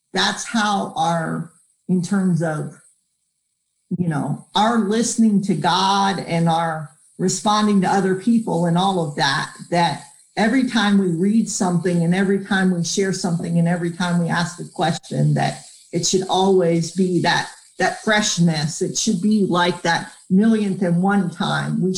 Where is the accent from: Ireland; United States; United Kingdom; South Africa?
United States; Northeast; moved away; I grew up in the Northeast